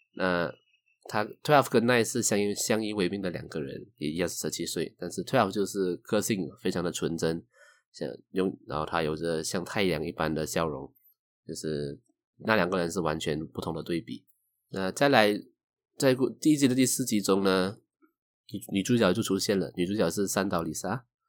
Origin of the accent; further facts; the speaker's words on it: Malaysia; 我是来自马来西亚的九零后上班族